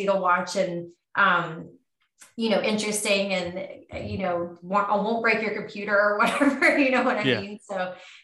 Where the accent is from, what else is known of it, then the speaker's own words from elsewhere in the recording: West Virginia, United States; moved away as an adult; also born or lived in Washington, D.C.; I'm from West Virginia